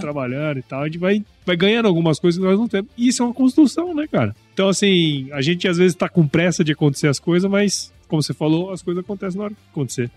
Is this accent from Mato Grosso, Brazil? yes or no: yes; Mato Grosso, Brazil; moved away as an adult; also born or lived in Piracicaba; eu morei a minha infância inteira em Mato Grosso